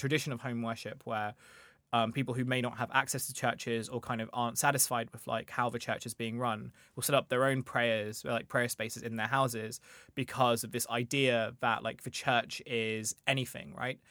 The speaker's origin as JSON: {"language": "English", "area": "Kent", "region": "South East England", "country": "United Kingdom", "tie": "born or raised there", "said": "So, I grew up in Kent where I went to a grammar school"}